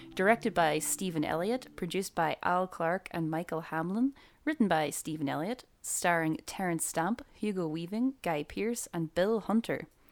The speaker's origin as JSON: {"language": "English", "town": "Buncrana", "region": "County Donegal", "country": "Ireland", "tie": "born or raised there", "said": "I grew up in Boncrana."}